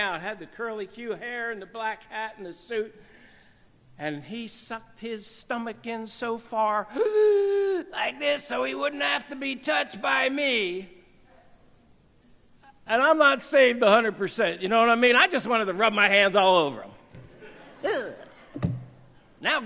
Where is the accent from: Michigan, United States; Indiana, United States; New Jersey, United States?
New Jersey, United States; also born or lived in Cairo; I come from New Jersey